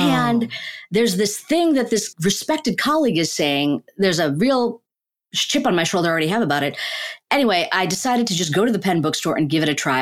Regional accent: Chicago, Illinois, United States; also born or lived in Ahmedabad, India; So we moved to Chicago, the suburbs of Chicago. I grew up in Chicago

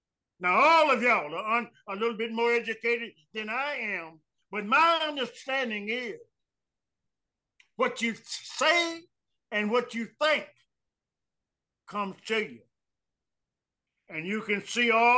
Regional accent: Waterloo, Iowa, United States; moved away; in Waterloo, in my hometown

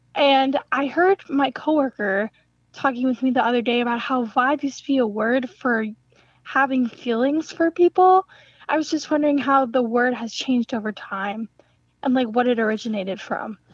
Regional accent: Madison, Wisconsin, United States; I'm from Madison

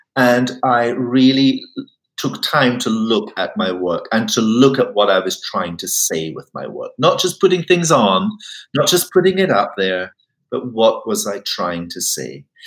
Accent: Highlands of Scotland, United Kingdom; I come from the Highlands of Scotland, it can be very cold

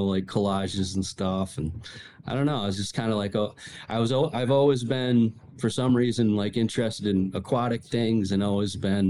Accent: Rhode Island, United States; also born or lived in Michigan; I grew up in Michigan and then, for my first 5 years and then really did most of my, younger years living in Rhode Island

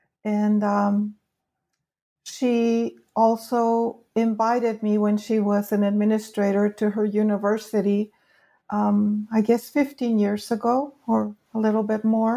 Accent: California, United States; also born or lived in Mexico; I grew up in California

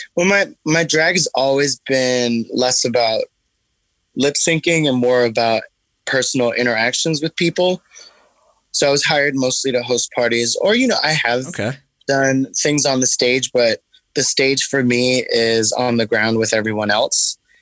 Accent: New York City, New York, United States; I started um, my company in Bed Stuy, which is where I'm from. Like, I grew up in Brooklyn in the 80s and 90s

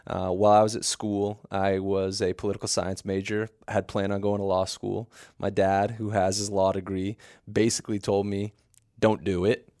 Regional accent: Dallas, Texas, United States; moved away; I'm from Dallas originally

